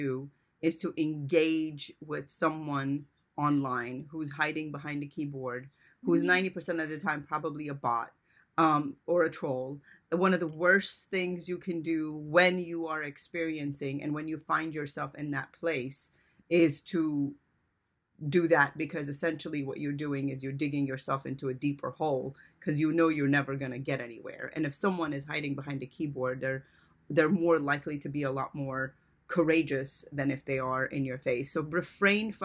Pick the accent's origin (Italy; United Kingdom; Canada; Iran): Iran; moved away; I was born in Iran, so I'm a child of war.